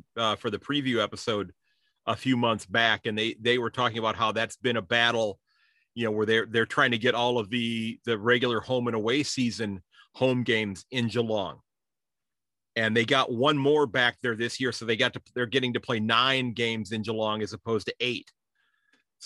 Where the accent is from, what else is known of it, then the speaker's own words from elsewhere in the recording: United States; as an American or a North American footy fan